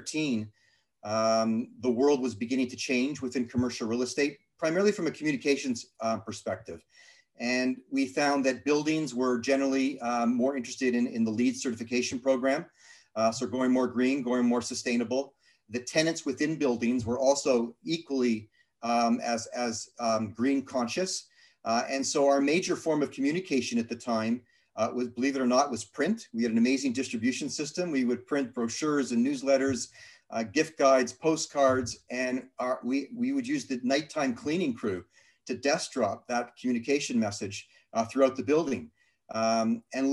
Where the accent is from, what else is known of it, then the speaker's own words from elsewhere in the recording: Toronto, Ontario, Canada; also born or lived in Thornhill; now in Toronto, Canada; Grew up in Toronto, North Toronto